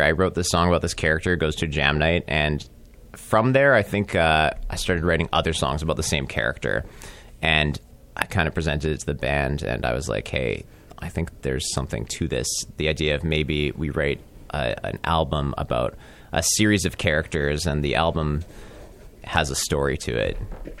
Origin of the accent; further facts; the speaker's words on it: Canada; we're Canadian, right?